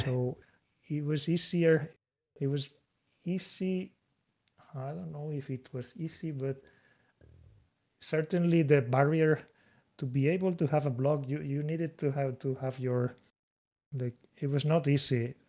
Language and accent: English; Spain; moved away as an adult; now in Japan; I'm from Spain